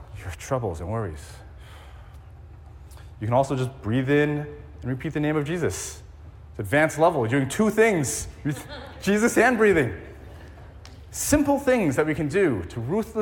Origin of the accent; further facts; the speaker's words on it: East Coast, United States; moved away as an adult; also born or lived in New York City / Silicon Valley; now in Hawaii, United States; I grew up on the East Coast